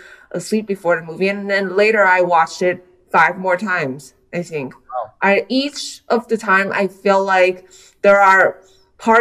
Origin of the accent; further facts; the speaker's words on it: Taiwan; also born or lived in United States; I was born in the US, but I grew up in Taiwan